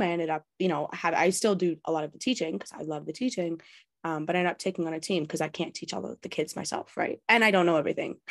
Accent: Canada; I'm Canadian born and bred

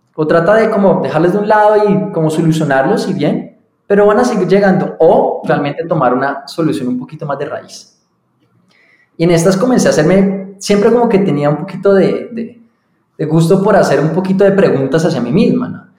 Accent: Colombia; also born or lived in London / United States / Boyacá; yo nací entonces aquí en Colombia, me crié

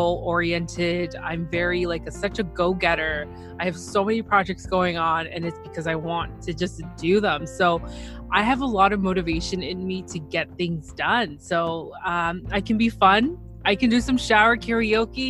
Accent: Toronto, Ontario, Canada; So I am from Toronto, Ontario, Canada.

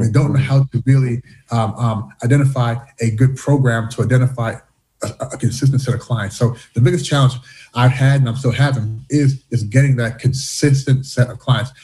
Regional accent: Louisville, Kentucky, United States; born or raised there; moved away as an adult; also born or lived in Canada / Washington, D.C.; now in Shanghai, China

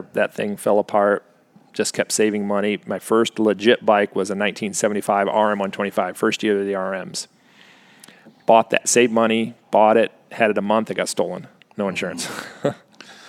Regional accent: New York, United States; moved away; also born or lived in Canandaigua, New York; I was born and raised in New York

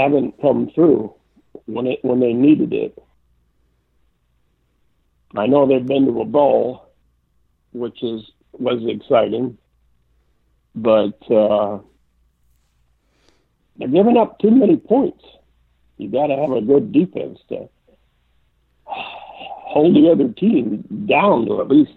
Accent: Toledo, Ohio, United States; moved away as an adult; also born or lived in East Coast; now in Indiana, United States; we lived our whole life in Toledo, Ohio until I went away to college.

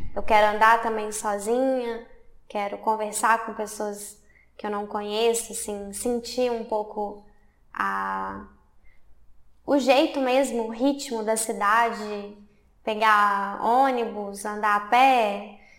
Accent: Belo Horizonte, Minas Gerais, Brazil; moved away as an adult; now in Hamburg, Germany; eu sou de Belo Horizonte, de Minas Gerais, sudeste do Brasil. É, eu moro na Alemanha desde 2019.

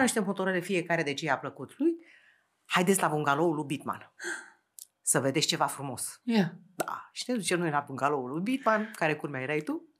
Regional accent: Romania; din România lucrez la o televizie

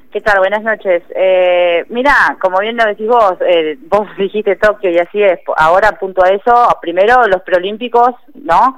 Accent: San Fernando, Buenos Aires Province, Argentina; yo soy de San Fernando, zona norte de Gran Buenos Aires

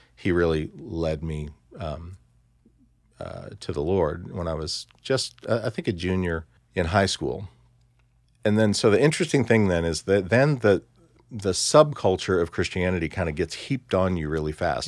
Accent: Columbia, Missouri, United States; I grew up in Columbia, Missouri

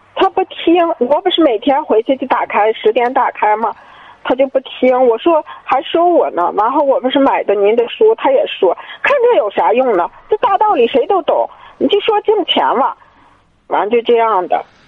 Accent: Hohhot, Inner Mongolia, China; 我是呼和浩特的

